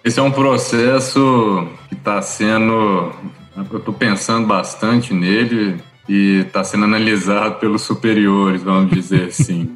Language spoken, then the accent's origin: Portuguese; Belo Horizonte, Minas Gerais, Brazil; also born or lived in Lavras; Eu sou mineiro, sou de Belo Horizonte